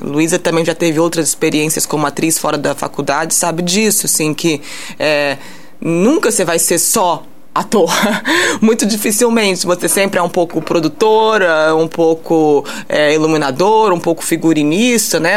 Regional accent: France; moved away as an adult; now in São João del-Rei, Brazil; eu cresci na França

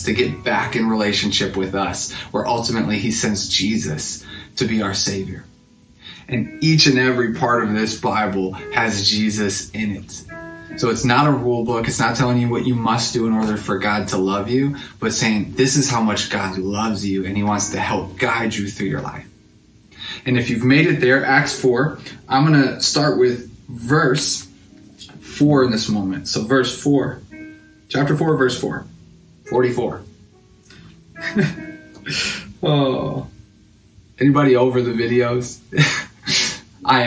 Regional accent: Racine, Wisconsin, United States; moved away as an adult; also born or lived in Illinois; I'm originally from Racine.

